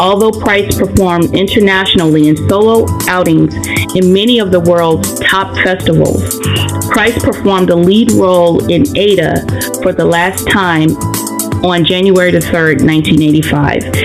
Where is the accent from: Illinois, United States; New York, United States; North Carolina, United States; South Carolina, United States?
North Carolina, United States; Anson County; also born or lived in Charlotte, North Carolina / Maryland; I grew up uh, in Maryland for like the first uh, I guess eight nine years of my life, and then I moved to the wonderful metropolis Anson County, and um, I, I graduated from high school there, Anson County, North Carolina